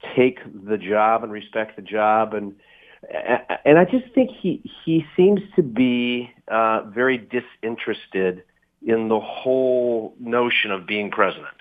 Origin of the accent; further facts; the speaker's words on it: United States; I'm an American